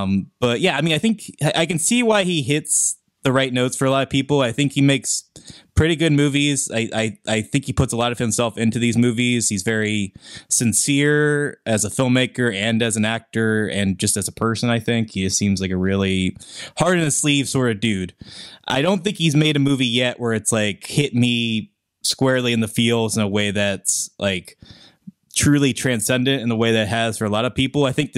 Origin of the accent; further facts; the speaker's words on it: Pennsylvania, United States; It's filmed in Pittsburgh. It's filmed in my hometown for sake.